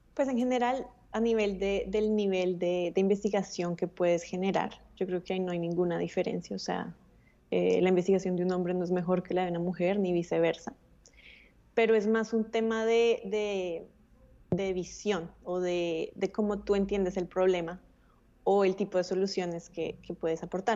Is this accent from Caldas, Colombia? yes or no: no; Bogotá, Colombia; yo nací en Bogotá, eh, tuve, tuve acceso a una muy buena educación